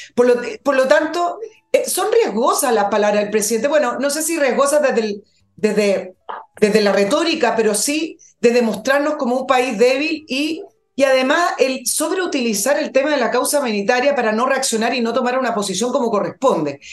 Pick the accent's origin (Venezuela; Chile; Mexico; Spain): Chile; somos los chilenos